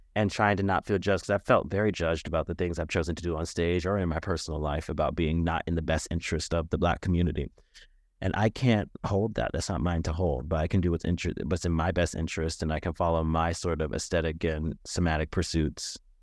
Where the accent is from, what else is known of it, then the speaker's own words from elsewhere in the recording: United States; I have ancestral heritage going back to Ghana, and yet I'm not Ghanaian, I'm American.